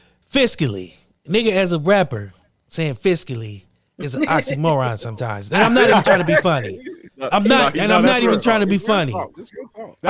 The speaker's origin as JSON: {"language": "English", "town": "Akron", "region": "Ohio", "country": "United States", "tie": "born or raised there", "said": "growing up in Akron"}